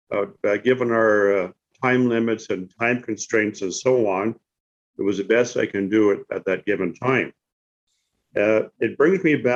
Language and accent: English; Canada; I'm upset with this um, format as a Canadian citizen